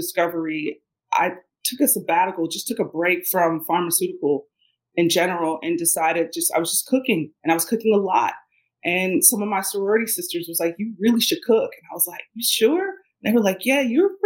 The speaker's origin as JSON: {"language": "English", "town": "Cincinnati", "region": "Ohio", "country": "United States", "tie": "born or raised there", "said": "I grew up in Ohio. I grew up in Cincinnati, Ohio"}